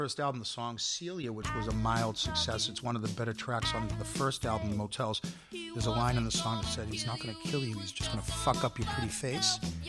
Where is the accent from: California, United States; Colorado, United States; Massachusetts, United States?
Massachusetts, United States; Boston; accent: Boston; also born or lived in Miami; my Boston accent